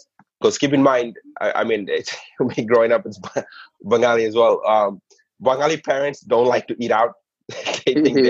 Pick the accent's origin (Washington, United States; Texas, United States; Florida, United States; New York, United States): New York, United States; New York City; The burgers that I was used to growing up in the Bronx is Kennedy Fried Chicken, right?